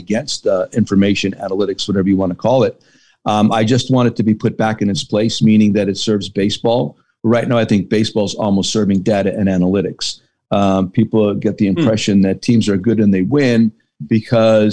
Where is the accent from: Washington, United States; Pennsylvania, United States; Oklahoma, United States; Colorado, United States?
Pennsylvania, United States; Hazleton; me growing up in Hazleton, PA